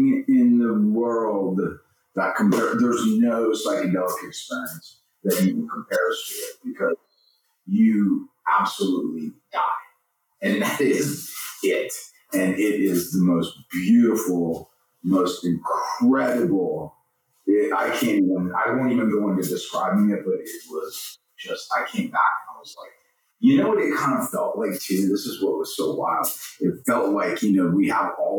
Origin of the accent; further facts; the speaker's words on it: the South, United States; also born or lived in Sicily; now in California, United States; We're both from the South